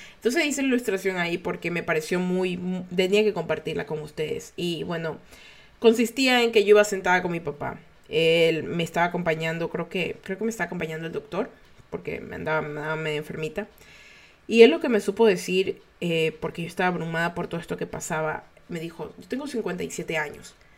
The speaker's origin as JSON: {"language": "Spanish", "country": "Ecuador", "said": "los ecuatorianos estamos tratando de seguir adelante"}